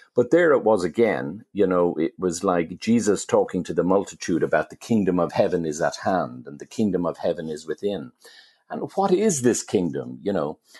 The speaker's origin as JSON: {"language": "English", "town": "Dublin", "region": "Leinster", "country": "Ireland", "tie": "born or raised there", "said": "when I was growing up in Dublin"}